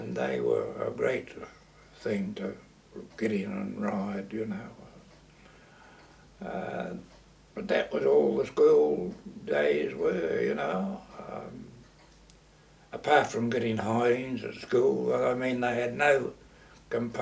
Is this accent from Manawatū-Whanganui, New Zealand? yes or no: no; Gisborne, New Zealand; I came from Gisborne. And, early life was very good.